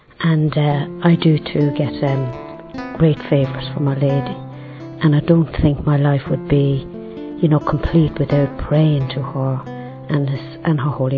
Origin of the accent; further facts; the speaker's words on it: Ireland; I come from Ireland as well.